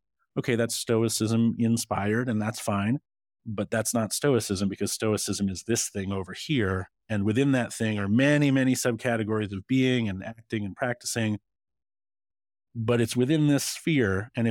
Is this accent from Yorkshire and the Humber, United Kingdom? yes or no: no; Scotland, United Kingdom; born there; Well, I put sugar in my porridge and I was born in Scotland.